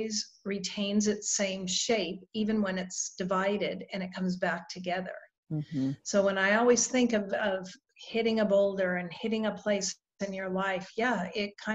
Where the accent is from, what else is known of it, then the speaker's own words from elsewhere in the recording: Reno, Nevada, United States; also born or lived in Australia; now in Jacksonville, United States; I was born and raised in Reno, Nevada